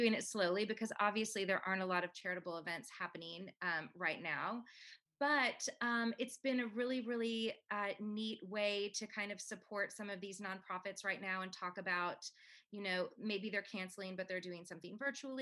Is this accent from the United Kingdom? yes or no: no; Canada; now in United States; I'm Canadian